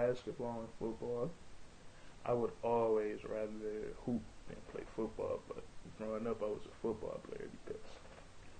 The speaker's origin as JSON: {"language": "English", "town": "Detroit", "region": "Michigan", "country": "United States", "said": "I'm from Detroit, Michigan, living in Detroit."}